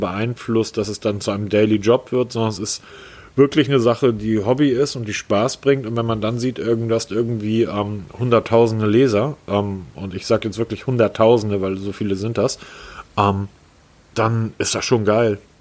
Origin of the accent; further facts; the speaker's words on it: Hamburg, Germany; dafür sind wir Hamburger ja weltweit bekannt, geschätzt und geliebt.